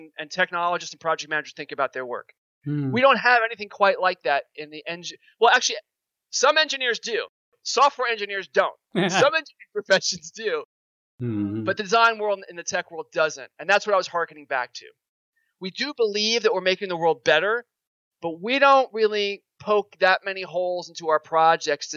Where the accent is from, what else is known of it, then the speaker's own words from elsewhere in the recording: New York, United States; I'm a New Yorker